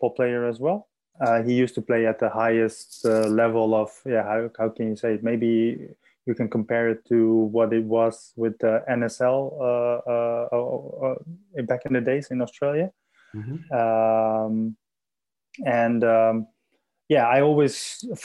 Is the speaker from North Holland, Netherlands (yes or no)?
no; Assen, Drenthe, Netherlands; also born or lived in Adelaide; I'm in the Netherlands in my hometown of Assen